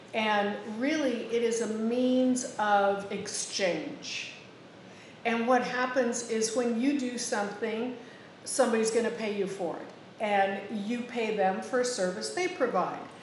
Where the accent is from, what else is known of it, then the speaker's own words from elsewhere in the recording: Northern California, United States; moved away; where I grew up in Northern California